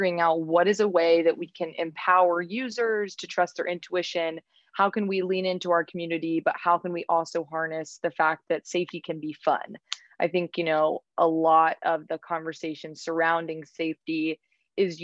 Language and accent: English; Raleigh, North Carolina, United States; moved away as an adult; now in New York City, United States; I am from Raleigh, North Carolina. So I was born and raised in Raleigh